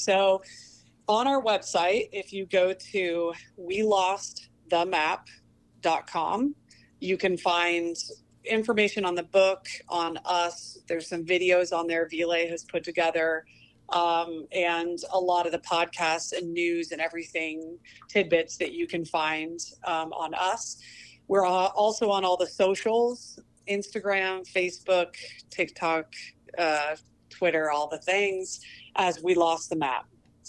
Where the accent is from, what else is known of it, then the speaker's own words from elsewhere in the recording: Oregon, United States; because I'm from Oregon